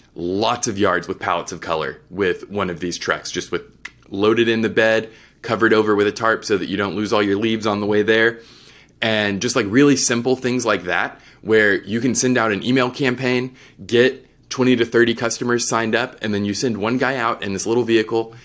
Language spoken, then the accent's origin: English; Texas, United States; I'm from Texas